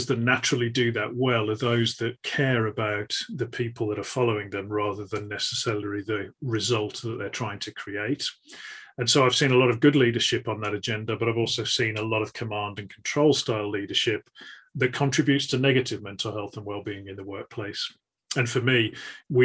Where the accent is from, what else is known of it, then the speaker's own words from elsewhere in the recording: the Midlands, England, United Kingdom; a lad growing up in the Midlands in England